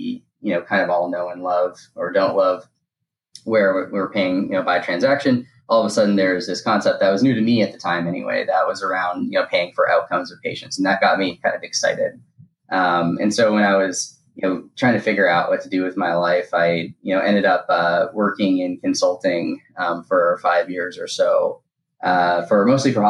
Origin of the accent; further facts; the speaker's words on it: Boston, Massachusetts, United States; I grew up in the Boston area